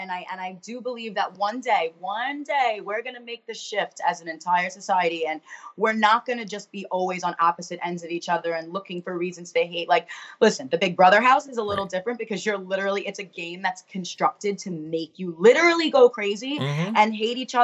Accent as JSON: {"language": "English", "town": "New York City", "region": "New York", "country": "United States", "tie": "born or raised there", "moved": "as an adult", "lives_now": "New Jersey, United States", "said": "I'm from Staten Island"}